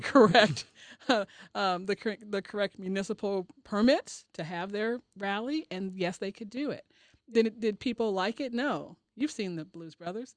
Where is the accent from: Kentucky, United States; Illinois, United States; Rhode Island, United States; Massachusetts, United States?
Illinois, United States; Chicago; moved away; I'm originally from Chicago